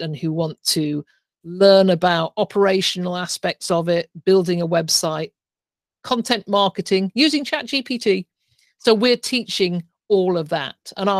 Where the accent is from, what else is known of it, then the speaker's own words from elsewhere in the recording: England, United Kingdom; moved away as an adult; now in Canada; when I started 20 years ago, when I came over from England, I bought my first property, I knew nobody.